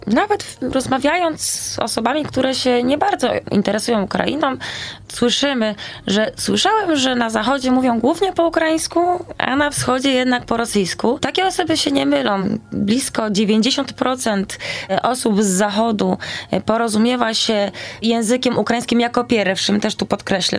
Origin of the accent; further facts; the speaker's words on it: Poland; tutaj jestem z Polski, znam tylko ukraiński